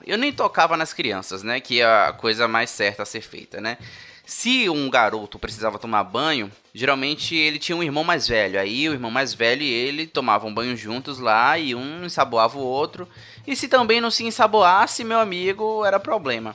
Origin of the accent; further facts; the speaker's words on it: Salvador, Bahia, Brazil; eu sou de Salvador, né? Terra do melhor carnaval do país